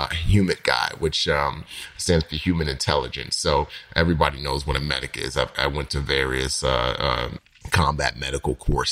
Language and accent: English; New York City, New York, United States; growing up in New York City and in the Bronx